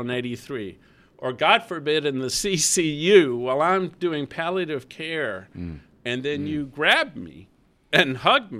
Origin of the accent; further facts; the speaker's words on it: Mobile, Alabama, United States; moved away; Mobile, my hometown